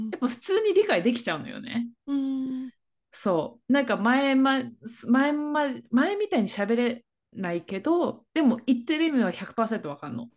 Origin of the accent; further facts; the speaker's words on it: Japan; first language Tagalog; Japanese is a second language; moved away as an adult; also born or lived in Philippines; now in United States; 生まれがフィリピンで2歳から日本に来てっていう